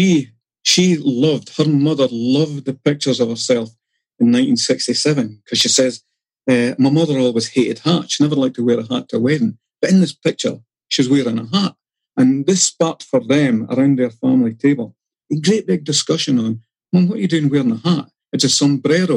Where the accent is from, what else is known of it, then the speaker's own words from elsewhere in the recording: Dundee, Scotland, United Kingdom; I grew up in Dundee